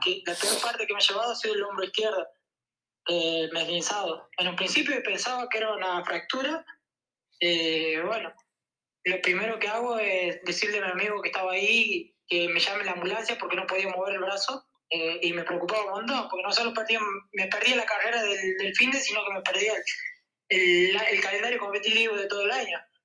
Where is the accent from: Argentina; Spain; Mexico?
Argentina; Santiago del Estero; moved away; toda esa familia que han quedado ahí en el, en el campo de donde, de donde soy